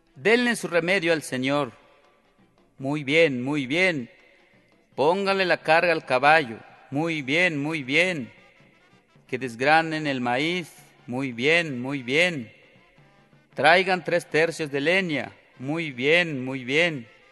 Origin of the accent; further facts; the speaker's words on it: José María Morelos, Quintana Roo, Mexico; Soy de Quintana Roo, del municipio de José María Morelos. Este, en ese lugar nací, allí crecí